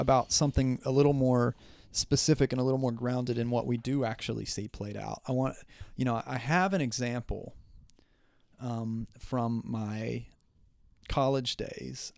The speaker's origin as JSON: {"language": "English", "region": "Southern West Virginia", "country": "United States", "said": "I'm from Southern West Virginia"}